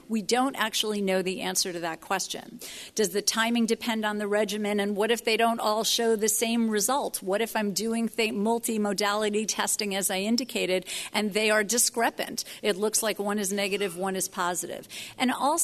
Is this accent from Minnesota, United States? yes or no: no; New York, United States; As a New Yorker